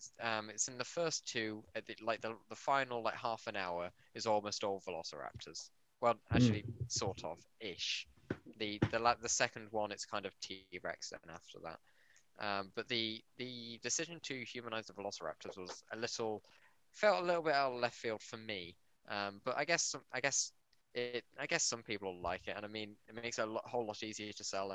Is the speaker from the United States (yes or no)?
no; United Kingdom; Am I your first British guest? Yes. I'm as British as it gets